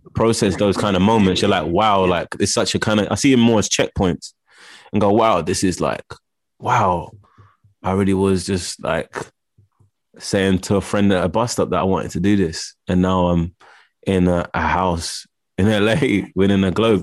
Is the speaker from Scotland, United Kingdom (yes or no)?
no; London, United Kingdom; I grew up in Camden Town. Well, Camden